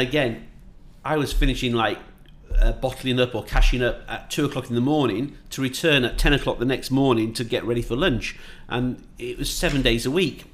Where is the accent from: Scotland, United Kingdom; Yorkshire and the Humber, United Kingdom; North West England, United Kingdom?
Yorkshire and the Humber, United Kingdom; also born or lived in Northamptonshire / Manchester; now in Dubai, United Arab Emirates; I'm from Yorkshire